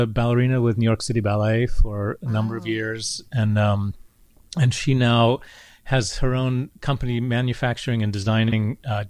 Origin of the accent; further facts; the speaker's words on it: England, United Kingdom; And also I think it's partly just growing up in England, the arts aren't considered, or certainly weren't, this sort of thing that is for an elite class.